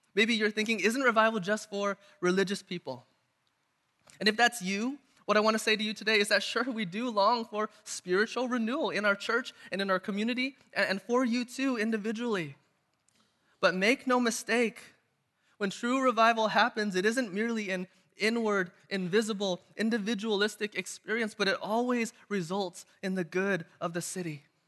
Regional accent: United States; also born or lived in Irvine, California; I'm Chinese American

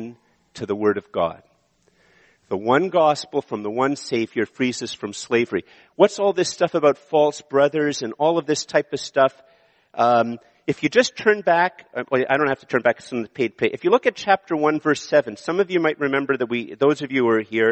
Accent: Ottawa, Ontario, Canada; also born or lived in Montreal; I was born in Montreal, and I've lived in Ottawa most of my life

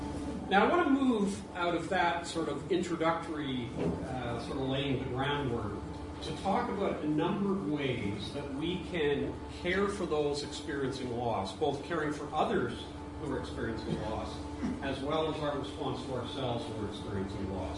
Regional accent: Toronto, Ontario, Canada; also born or lived in Ireland; I was raised and born in Ireland, but raised a lot of my early childhood in Toronto

